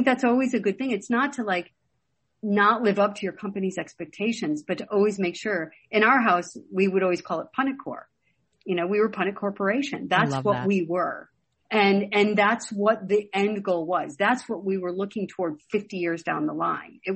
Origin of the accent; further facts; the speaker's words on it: Chicago, Illinois, United States; I grew up in Chicago in the 70s